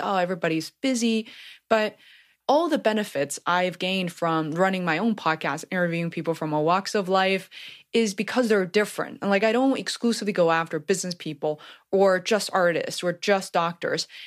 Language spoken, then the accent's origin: English; Beijing, China; moved away; I grew up in Beijing of fourteen million people